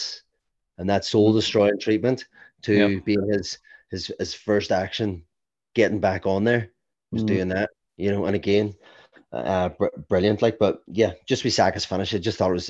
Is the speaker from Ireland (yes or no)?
yes; Ireland; as an Irishman